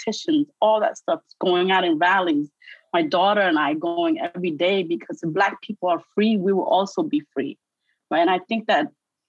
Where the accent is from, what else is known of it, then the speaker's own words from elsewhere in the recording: New York City, New York, United States; accent: New York; also born or lived in Cambodia / refugee camps; grown and bred and raised in the Bronx